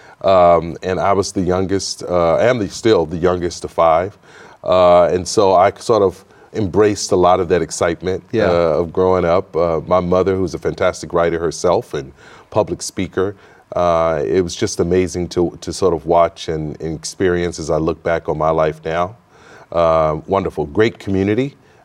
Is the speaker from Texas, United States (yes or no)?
yes; Houston, Texas, United States; I grew up in Houston, Texas, single mother, raised five kids.